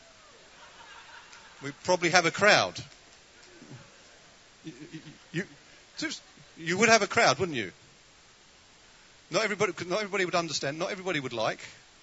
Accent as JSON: {"language": "English", "country": "United Kingdom", "said": "We are so British"}